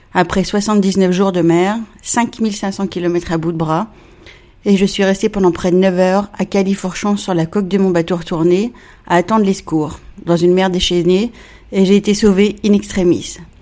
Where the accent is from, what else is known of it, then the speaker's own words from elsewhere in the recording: Évian-les-Bains, Auvergne-Rhône-Alpes, France; moved away; also born or lived in Plymouth, England; Je suis née à Évian, j'ai grandi là-bas, sur les bords de la Clément